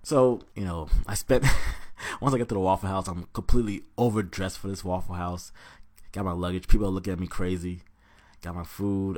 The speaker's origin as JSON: {"language": "English", "town": "Atlanta", "region": "Georgia", "country": "United States", "moved": "yes", "lives_now": "Washington, D.C., United States", "said": "I'm originally from Georgia, by ways of Atlanta. Shout out Forest Park"}